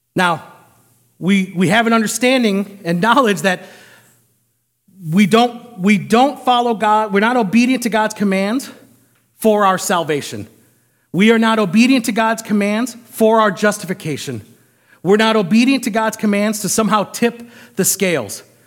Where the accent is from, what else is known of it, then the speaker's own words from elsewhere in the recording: United States; I as an American